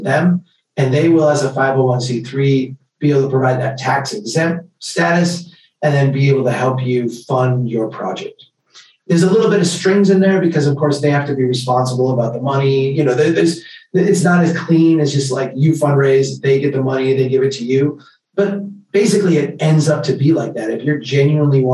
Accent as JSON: {"language": "English", "town": "Brainerd", "region": "Minnesota", "country": "United States", "tie": "born or raised there", "said": "We started an organization here called Brainerd Community Action"}